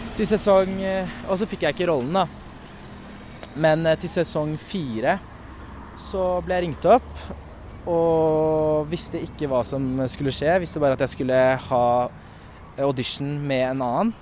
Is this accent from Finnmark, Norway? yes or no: no; Oslo, Norway; Jeg vokste opp på Mortensrud